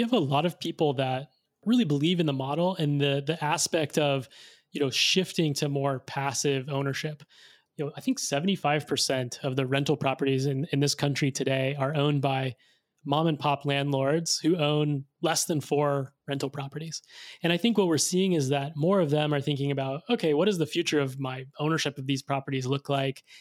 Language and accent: English; Arkansas, United States; I grew up in Arkansas